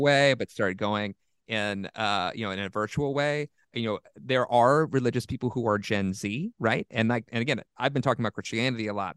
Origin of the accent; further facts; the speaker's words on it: Southeast, United States; I'm from the Southeast